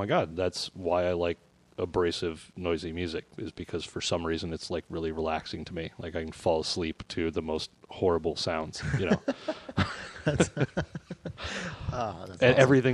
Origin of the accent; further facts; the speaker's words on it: South Dakota, United States; moved away as an adult; also born or lived in New York / Portland; growing up in South Dakota